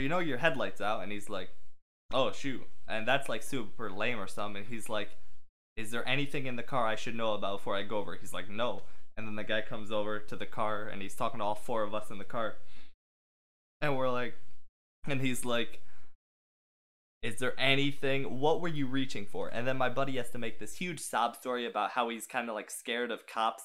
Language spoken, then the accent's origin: English; Michigan, United States; I'm from Michigan